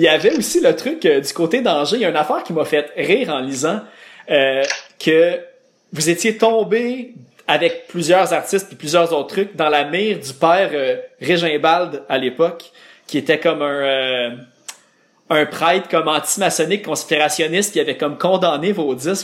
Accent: Laval, Quebec, Canada; je viens de Laval

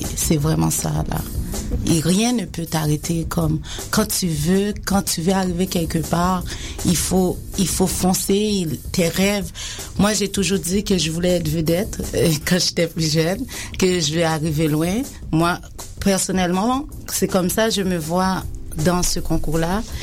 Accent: Haiti; now in Quebec, Canada; j'ai grandi en Haïti, j'ai été élevée en Haïti

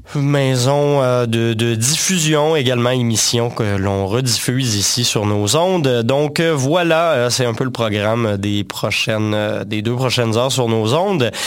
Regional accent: Quebec, Canada; chez nous au Québec

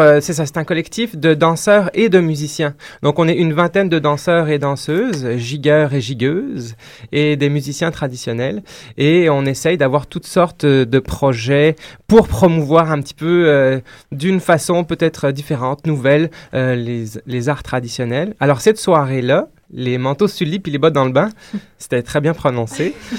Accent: France; moved away as an adult; now in Quebec, Canada; je viens de la France, donc là j'ai pratiqué la danse traditionnelle là-bas en France

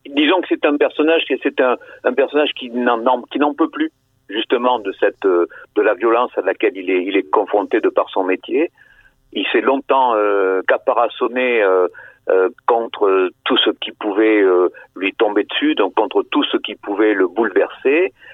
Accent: Bordeaux, Nouvelle-Aquitaine, France; la cité où j'ai vécu, où j'ai grandi

